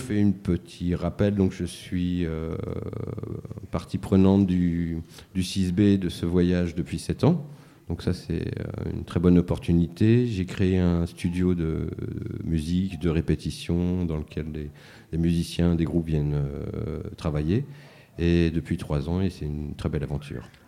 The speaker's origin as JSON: {"language": "French", "town": "Mantes-la-Jolie", "region": "Île-de-France", "country": "France", "tie": "born or raised there", "also_born_or_lived": "Paris", "lives_now": "Saint-Denis, France", "said": "Mantes-la-Jolie. Et puis rapidement, très rapidement sur Paris pendant assez longtemps. Et Saint-Denis depuis 9 ans maintenant"}